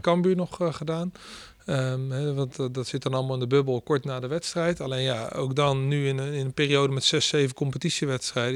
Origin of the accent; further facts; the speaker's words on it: the West, Randstad, Netherlands; moved away as an adult; also born or lived in Rotterdam; now in Groningen, Netherlands; het is iets meer open waar ik vandaan kom